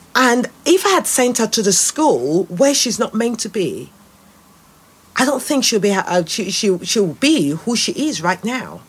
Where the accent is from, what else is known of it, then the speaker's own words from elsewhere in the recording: Nigeria; moved away as an adult; now in United Kingdom; I grew up in Nigeria. And as a Nigeria, they ground you in your blackness.